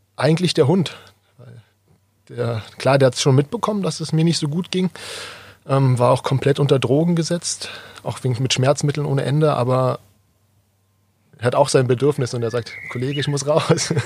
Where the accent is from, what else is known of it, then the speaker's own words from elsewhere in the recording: Berlin, Germany; moved away as an adult; now in Kirchheim unter Teck, Germany; komme gebürtig aus Berlin